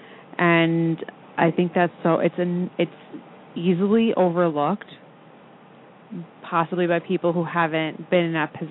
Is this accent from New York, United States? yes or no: yes; Long Island, New York, United States; I grew up on Long Island